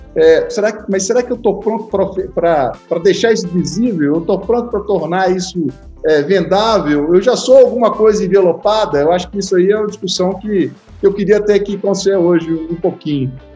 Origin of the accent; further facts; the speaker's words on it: Minas Gerais, Brazil; eu sou mineiro